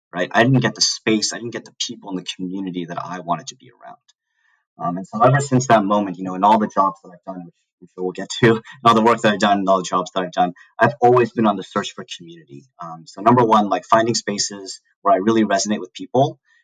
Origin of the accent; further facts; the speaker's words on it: Southern California, United States; moved away as an adult; also born or lived in New York City / St. Paul, Minnesota; I grew up in SoCal